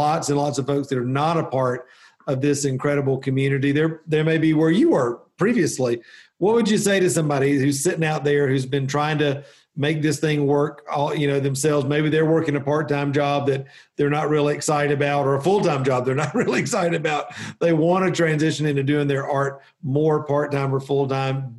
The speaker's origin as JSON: {"language": "English", "region": "the South", "country": "United States", "said": "as a Southerner"}